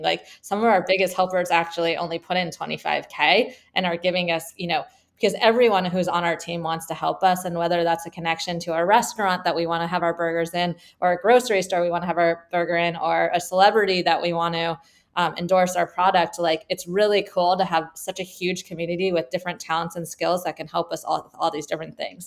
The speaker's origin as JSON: {"language": "English", "region": "California", "country": "United States", "also_born_or_lived": "Michigan", "said": "I'm from California."}